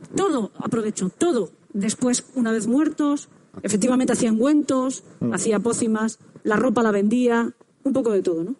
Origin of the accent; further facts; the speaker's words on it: San Vicente del Raspeig, Valencian Community, Spain; yo soy de San Vicente del Raspey, que es un pueblo de, Alicante